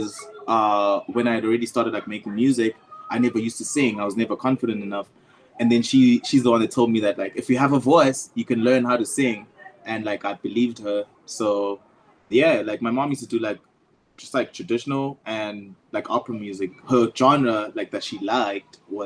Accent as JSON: {"language": "English", "town": "Empangeni", "region": "KwaZulu-Natal", "country": "South Africa", "tie": "born or raised there", "said": "I grew up in Empangeni"}